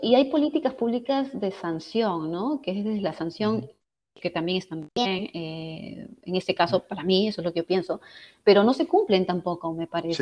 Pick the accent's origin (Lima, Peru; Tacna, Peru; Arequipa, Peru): Lima, Peru; Barranca; moved away as an adult; now in Washington, D.C. area, United States; yo soy de Barranca y crecí en una época en la que Barranca era una provincia muy tranquila